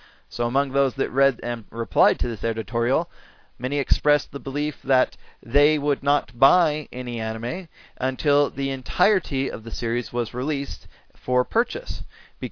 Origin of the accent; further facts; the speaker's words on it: United States; as an American fan of anime